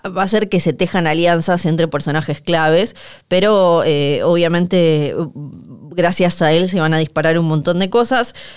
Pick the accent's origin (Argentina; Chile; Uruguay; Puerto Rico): Argentina; Ushuaia, Tierra del Fuego; como somos de Ushuaia y Bariloche